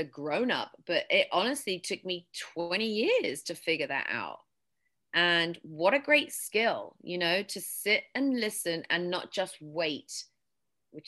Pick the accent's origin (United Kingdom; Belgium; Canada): United Kingdom; England; accent: British; also born or lived in West Texas; now in United States; growing up in England, well, in my high school, we didn't have debate